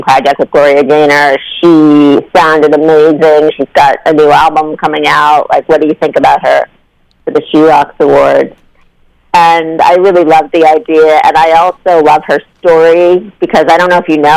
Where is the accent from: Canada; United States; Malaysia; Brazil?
United States; Massachusetts; also born or lived in Brooklyn, New York; I grew up in Massachusetts. And I'm actually part-time living in the beach house that I grew up